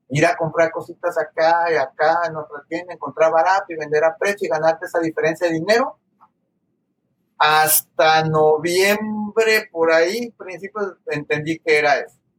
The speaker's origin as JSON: {"language": "Spanish", "town": "Guadalajara", "region": "Jalisco", "country": "Mexico", "tie": "born or raised there", "moved": "as an adult", "lives_now": "The Woodlands, United States", "said": "soy mexicano, este, originario del occidente del país, del estado de Jalisco, la ciudad de Guadalajara"}